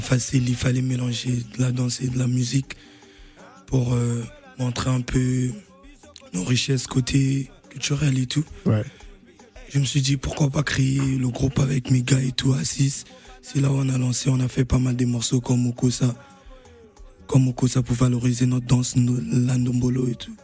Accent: Brazzaville, Republic of the Congo; né à Bakongo, grandi à Mongali, Wenzi

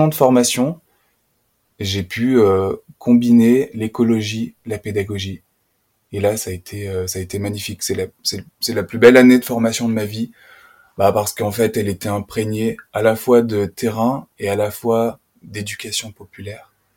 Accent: Puy-de-Dôme, Auvergne-Rhône-Alpes, France; moved away as an adult; now in Haute-Loire, France; j'ai grandi dans le département voisin, le Puy-de-Dôme

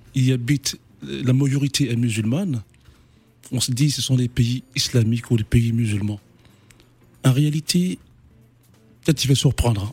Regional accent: Côte d’Ivoire; Comme chez moi en Côte d'Ivoire

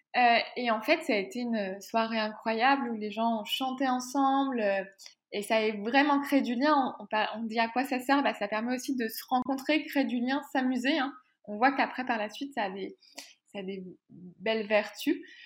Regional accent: France; moved away as an adult; now in Quebec, Canada; je vis au Québec, mais je suis française

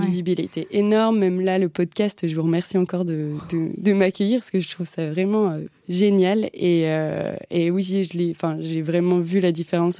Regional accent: Mortagne-sur-Sèvre, Pays de la Loire, France; moved away as an adult; now in Paris, France; je viens de Vendée, donc voilà, je suis arrivée à Paris il n'y a pas si longtemps que ça.

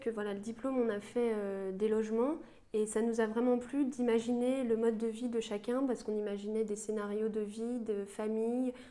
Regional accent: Île-de-France, France; Moi, je suis de la région parisienne

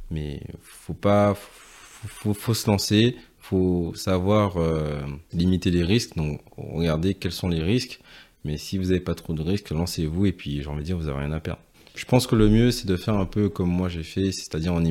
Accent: Guadeloupe, France; c'est vrai que moi chez, chez moi en Guadeloupe, euh, mes parents faisaient souvent des, euh, racines, donc c'est-à-dire igname, mater, voilà les, les, plats typiques de chez nous locaux.

